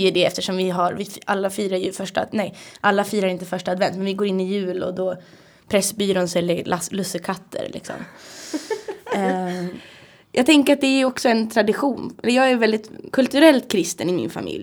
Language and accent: Swedish; Härnösand, Västernorrland County, Sweden; i Härnösand, där jag kommer ifrån